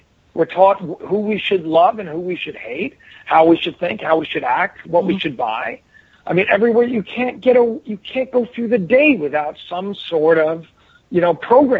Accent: Connecticut, United States; Yeah, I where I lived, they called it the armpit of Connecticut. It was like literally Chickahominy was like, it was like right on the border of like the area, like not the best place. I mean, crack was a big deal when I was growing up in the Armstrong Court.

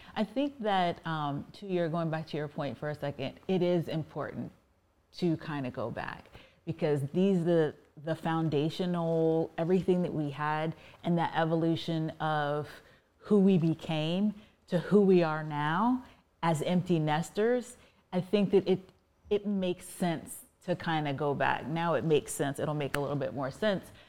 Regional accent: Virginia, United States; I was raised in Virginia

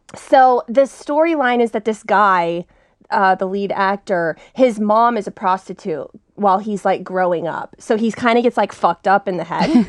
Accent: Texas, United States; now in Los Angeles, United States; I'm from Texas. I moved to L

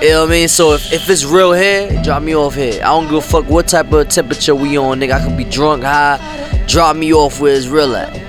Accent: New York City, New York, United States; I'm from Spanish Harlem.

